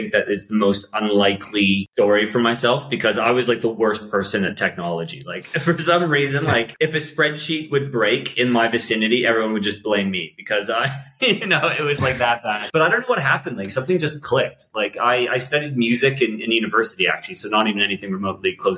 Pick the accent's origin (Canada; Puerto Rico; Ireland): Canada; Aurora, Ontario; moved away as an adult; also born or lived in Toronto, Canada; now in London, United Kingdom; I'm from Toronto originally, from a little town called Aurora outside of Toronto